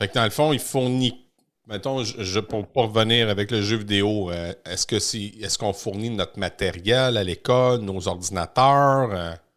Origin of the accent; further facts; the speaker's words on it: Victoriaville, Quebec, Canada; chez nous à Victo